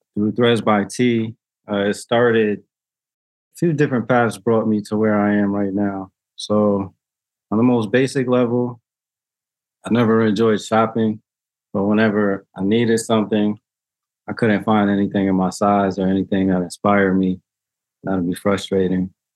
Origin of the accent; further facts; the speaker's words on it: New Haven, Connecticut, United States; I grew up here in New Haven, born and raised